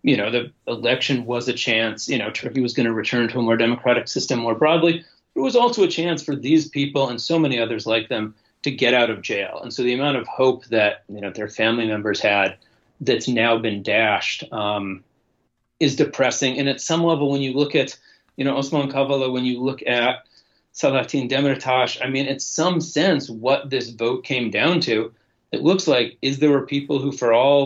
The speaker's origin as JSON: {"language": "English", "country": "United States", "said": "as an American"}